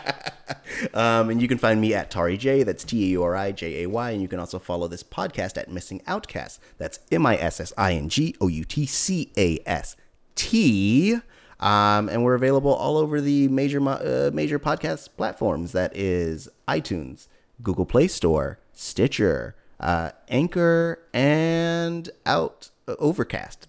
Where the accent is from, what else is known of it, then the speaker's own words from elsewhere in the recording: Hayward, California, United States; moved away; also born or lived in East Menlo Park / San Francisco; I'm originally from Hayward